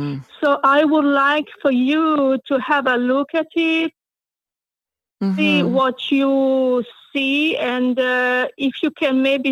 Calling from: Hollywood, Florida, United States; I'm calling from Hollywood in Florida.

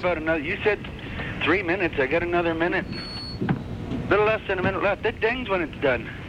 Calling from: Pefferlaw, Ontario, Canada

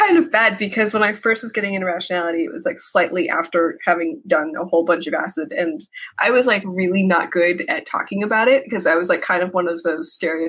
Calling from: San Francisco, California, United States; Yeah. In San Francisco area.

